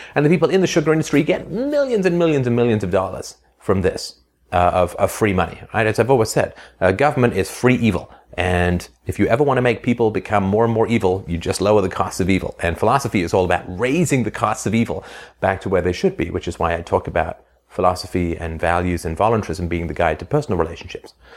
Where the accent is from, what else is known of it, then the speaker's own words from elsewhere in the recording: England, United Kingdom; also born or lived in Ireland; I was born in Ireland, and then I grew up in England in the seventies